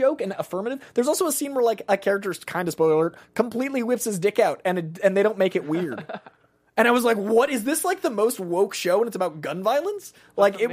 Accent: Boston, Massachusetts, United States; I'm from Boston

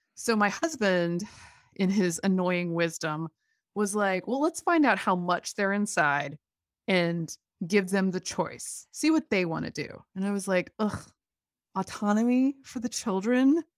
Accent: Durham, North Carolina, United States; this wonderful science museum in my hometown

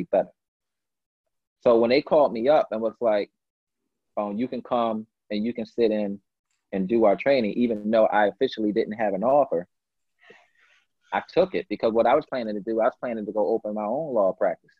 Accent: Philadelphia, Pennsylvania, United States; I'm the kid from North Philly

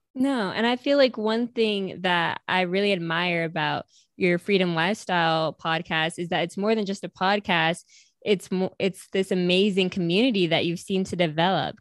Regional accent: upstate New York, United States; I'm from upstate New York

